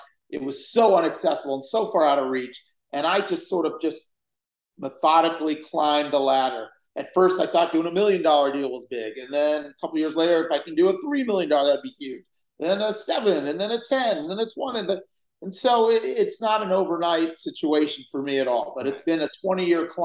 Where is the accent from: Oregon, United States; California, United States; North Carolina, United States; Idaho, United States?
California, United States; Los Angeles; I grew up in Los Angeles, and I grew up on the west side of Los Angeles